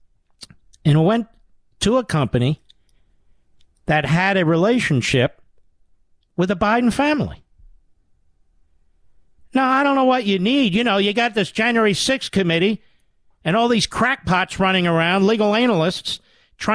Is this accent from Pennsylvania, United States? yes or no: yes; Philadelphia, Pennsylvania, United States; my hometown, Philadelphia, Pennsylvania